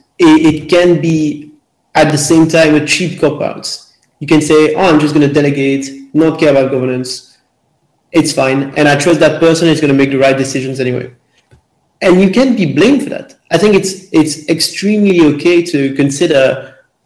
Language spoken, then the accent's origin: English; Belgium; I'm from Belgium